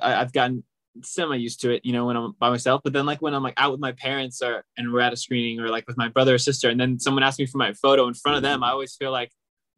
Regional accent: Sacramento, California, United States; also born or lived in Palo Alto; now in Los Angeles, United States; I was actually born and raised in Sacramento. I'm born in Palo Alto, but grew up in Sacramento

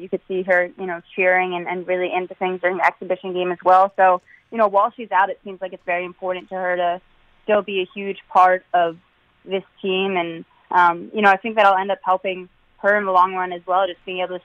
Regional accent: Maryland, United States; moved away as an adult; now in Connecticut, United States; I grew up in Maryland, just outside of Washington, D.C.

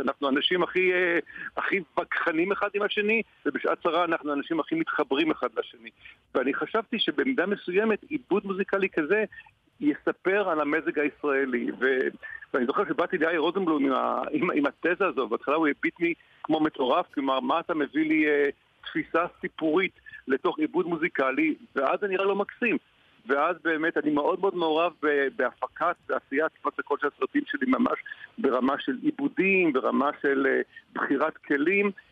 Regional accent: Tel Aviv, Tel Aviv District, Israel; אני גדלתי בתל אביב, עיר מאוד מאוד אהובה עליי

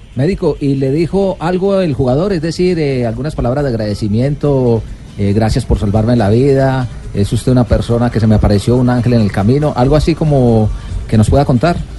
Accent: Colombia; estamos eh, muy orgullosos como colombianos

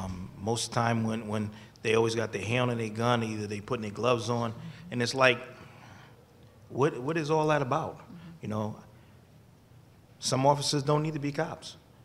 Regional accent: New Haven, Connecticut, United States; You know, sitting here listening, I grew up in New Haven.

